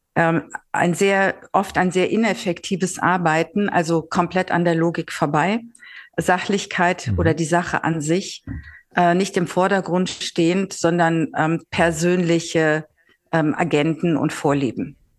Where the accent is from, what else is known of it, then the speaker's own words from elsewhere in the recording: Northern Germany, Germany; moved away as an adult; also born or lived in Mannheim / Switzerland; als Norddeutsche